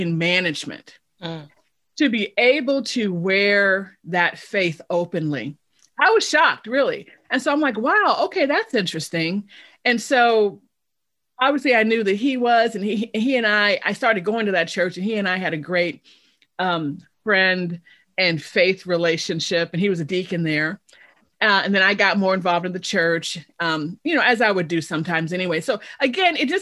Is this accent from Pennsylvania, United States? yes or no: no; Chicago, Illinois, United States; moved away as an adult; also born or lived in Indiana / Texas / Michigan / Missouri; now in Oklahoma, United States; I'm originally from Chicago